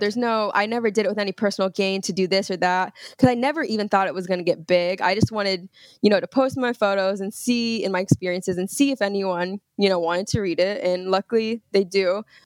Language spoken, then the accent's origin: English; Brownsburg, Indiana, United States; I'm actually from Indiana. So I was raised in Brownsburg, Indiana, which is, uh, it's outside of Indianapolis